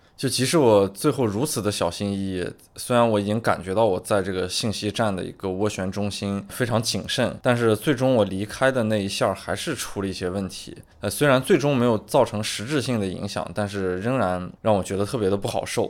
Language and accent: Chinese; China; 我们中国人是异教徒嘛